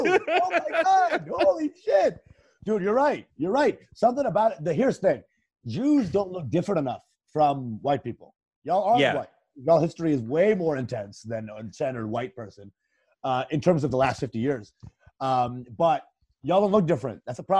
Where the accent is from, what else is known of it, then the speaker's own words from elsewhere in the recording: Bangladesh; Well, I'm Bengali, so I'm from Bangladesh, which is in the east of India.